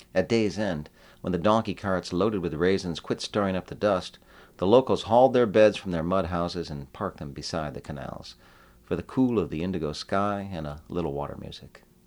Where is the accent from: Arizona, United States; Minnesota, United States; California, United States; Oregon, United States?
Arizona, United States; Tucson; also born or lived in San Diego; I am from Tucson, Arizona, and I, I still live there